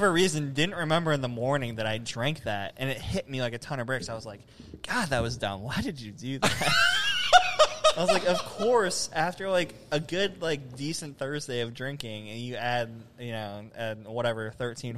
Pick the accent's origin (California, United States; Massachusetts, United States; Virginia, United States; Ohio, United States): Ohio, United States; Cleveland; moved away; I'm from Cleveland